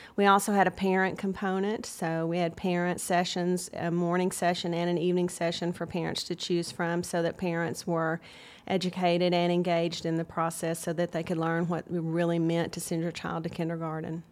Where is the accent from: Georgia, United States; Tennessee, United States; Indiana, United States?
Tennessee, United States; Chattanooga; also born or lived in Nashville; I'm from Chattanooga